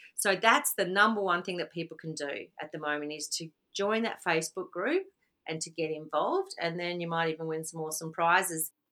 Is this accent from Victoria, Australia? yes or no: yes; Victoria, Australia; moved away as an adult; now in Mullumbimby, Australia; I grew up in Victoria and only moved to the Byron Shire in 2014